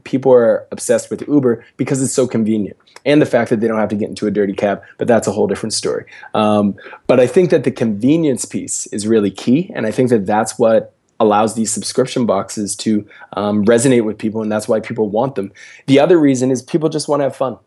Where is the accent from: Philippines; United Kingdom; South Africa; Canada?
Canada; Preston, Nova Scotia; now in Halifax, Canada; I'm from a very small rural place, um, in Nova Scotia called Preston